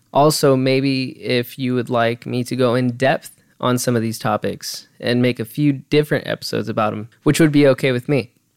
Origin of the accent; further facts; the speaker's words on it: California, United States; also born or lived in Los Angeles; I was born in Los Angeles. I mean, uh, that's not like it really matters, but hey, I was born there. We migrated over to the high desert